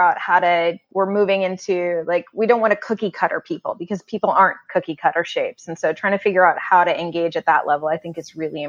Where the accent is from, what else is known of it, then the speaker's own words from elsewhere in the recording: Northern California, United States; also born or lived in Pacific Northwest; now in Boston, United States; I grew up in Northern California, about 5.5 hours north of San Francisco